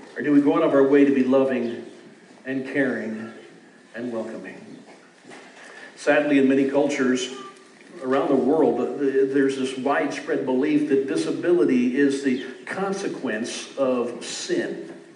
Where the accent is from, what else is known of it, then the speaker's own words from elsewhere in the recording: Beaufort, Missouri, United States; also born or lived in St. Louis, Missouri; Growing up in Beaufort